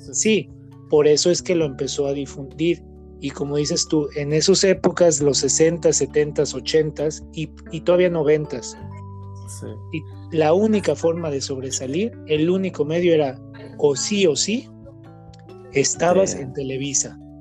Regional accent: Guadalajara, Jalisco, Mexico; Nosotros somos de aquí de Guadalajara

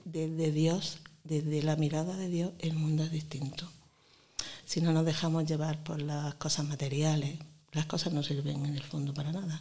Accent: Granada, Andalusia, Spain; accent: granadino; also born or lived in Montefrío; Ya me he hecho de Granada. Y además me dicen que tengo un acento muy granadino

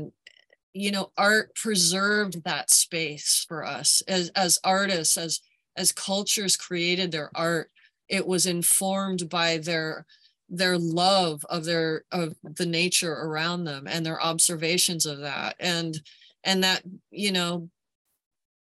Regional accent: United States; I as an American

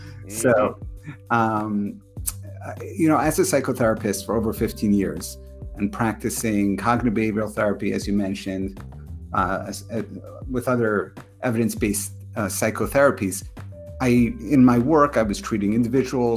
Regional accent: New York, United States; moved away as an adult; also born or lived in Connecticut; now in New Jersey, United States; originally from New York, so not so far from my hometown.

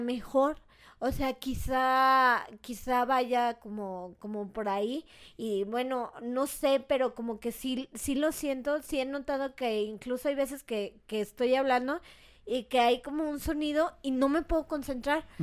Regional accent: Mexico; yo también como mexicana, o sea, crecí, por ejemplo, pues con todo eso, ¿no? Desde niña iba a la feria del alfeñique

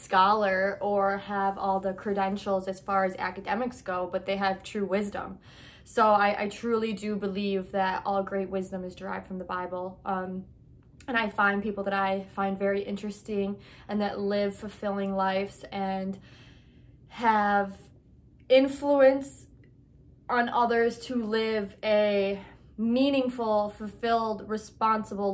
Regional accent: United States; I'm American

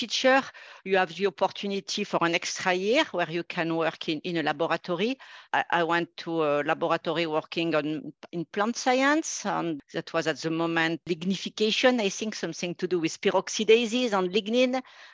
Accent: a small city near Grenoble, Auvergne-Rhône-Alpes, France; also born or lived in Nantes, France / Paris, France / Toronto, Canada; I'm originally from a small city not too far from Grenoble in France, in the mountain

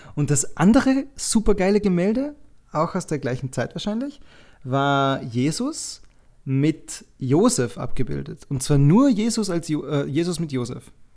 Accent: Dornbirn, Vorarlberg, Austria; Dornbirn, die Stadt, wo ich herkomme, ist anscheinend die zehntgrößte Stadt Österreichs.

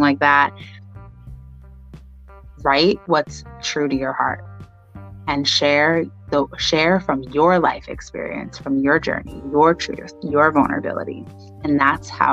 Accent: New York, United States; also born or lived in Long Island; I grew up in New York, Brooklyn, and Long Island

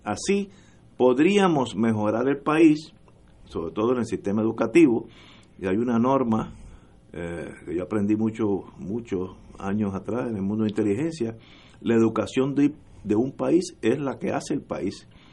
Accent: Puerto Rico; yo soy puertorriqueño, nací aquí y estoy bastante seguro que moriré aquí

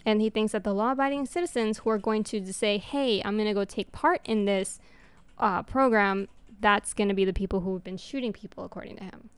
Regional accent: New York, United States; first language Spanish; English is a second language; moved away; New York, my home state

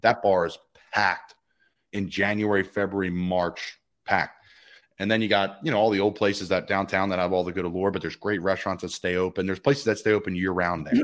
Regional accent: Doylestown, Pennsylvania, United States; where I grew up in Doylestown

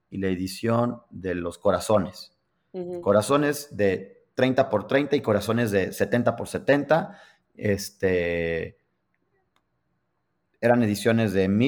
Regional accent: New York, United States; me invitaron a trabajar a Los Ángeles, yo soy de Nueva York, dejo todo aquí, me voy a Los Ángeles.

